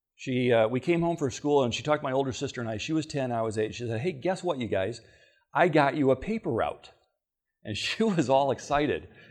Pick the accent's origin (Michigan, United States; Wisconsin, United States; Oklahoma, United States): Michigan, United States; Battle Creek; I'm actually a native of Michigan. I was born in Battle Creek.